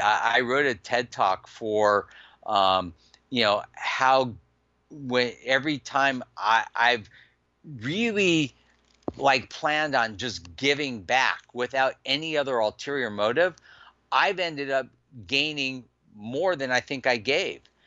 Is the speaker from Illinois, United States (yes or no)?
no; Los Angeles, California, United States; I grew up in Granada Hills.